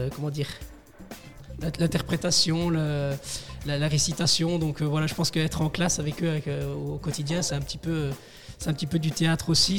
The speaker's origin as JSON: {"language": "French", "town": "Resteigne", "region": "Wallonia", "country": "Belgium", "said": "je viens de, Restaigne. Oui. un petit village dans la commune de Tellin"}